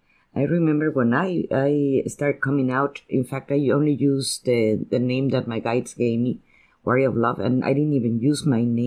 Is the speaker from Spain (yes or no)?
yes; Spain; first language Spanish; English is a second language; And I am a Spanish poet. And my first language is Spanish, and I have that difficulty to express myself in a language that is not mine.